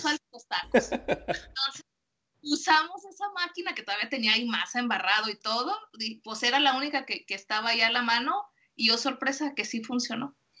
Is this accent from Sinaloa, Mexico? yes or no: no; Guadalajara, Jalisco, Mexico; soy de Guadalajara, Jalisco